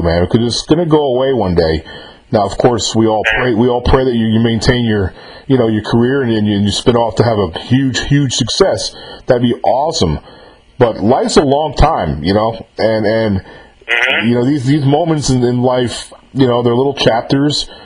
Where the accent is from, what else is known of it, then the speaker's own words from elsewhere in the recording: Mahopac, New York, United States; moved away as an adult; now in Southern United States; I graduated high school there and grew up there and left for the military. And I've lived in the South ever since, but that's where I grew up.